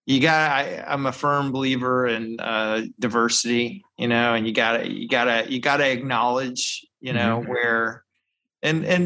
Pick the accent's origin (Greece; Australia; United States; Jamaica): United States; the South; growing up in the South